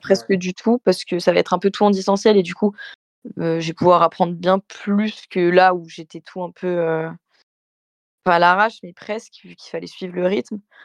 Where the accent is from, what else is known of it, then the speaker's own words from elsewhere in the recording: Méribel, Auvergne-Rhône-Alpes, France; je viens de Meribel.